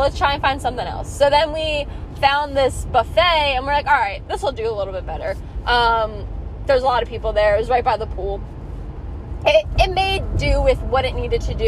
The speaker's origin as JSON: {"language": "English", "region": "East Coast", "country": "United States", "said": "we're from the East Coast"}